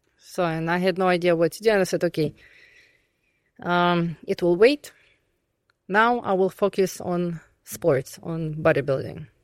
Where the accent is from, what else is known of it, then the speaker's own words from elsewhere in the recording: Temryuk, Krasnodar Krai, Russia; English is a second language; moved away; also born or lived in Bulgaria / Czech Republic; I was born there, raised, and then I moved.